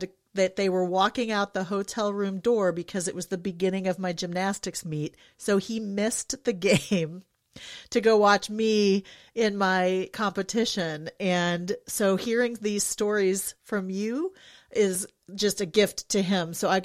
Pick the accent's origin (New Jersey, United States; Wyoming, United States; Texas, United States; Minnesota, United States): Minnesota, United States; Albert Lea; moved away; We're from Minnesota originally